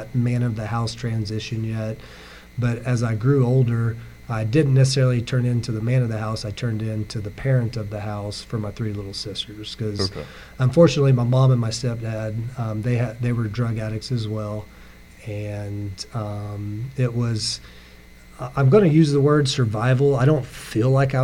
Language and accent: English; Aurora, United States; I grew up, I'm from Aurora, so I graduated from Aurora High School